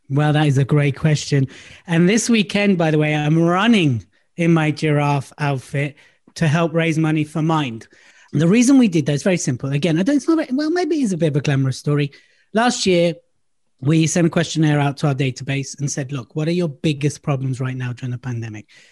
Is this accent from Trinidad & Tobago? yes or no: no; London, United Kingdom; moved away as an adult; also born or lived in Surrey; now in Devon, United Kingdom; I lived in London most of my life. I was born in London. I've lived all over London. I'm a North London boy